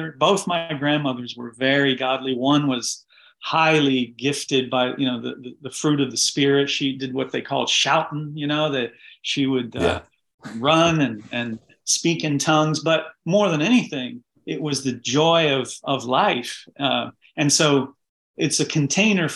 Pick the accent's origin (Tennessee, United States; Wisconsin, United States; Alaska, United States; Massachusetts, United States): Tennessee, United States; Jellico; now in Baltimore, United States; I was called to missionary service when I was 12 in Jellicoe, Tennessee, in a tent meeting